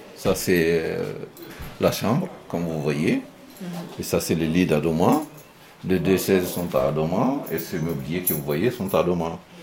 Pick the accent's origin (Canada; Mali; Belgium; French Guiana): Mali; moved away as an adult; now in France; Je suis originaire du Mali